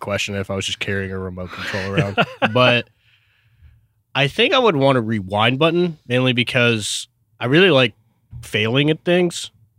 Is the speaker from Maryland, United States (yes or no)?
no; Tacoma, Washington, United States; born there; I was born in Tacoma, Washington with my twin, Zach.